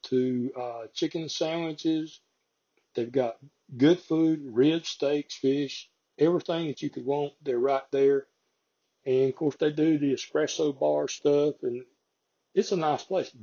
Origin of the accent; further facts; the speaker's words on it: the South, United States; I'm from the South